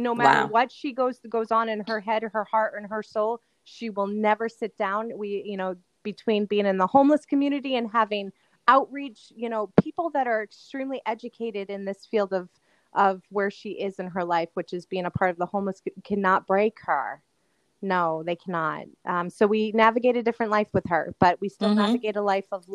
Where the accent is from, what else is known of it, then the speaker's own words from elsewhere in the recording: Greenland, New Hampshire, United States; I grew up in Greenland, New Hampshire, and I lived in a multi-generational house.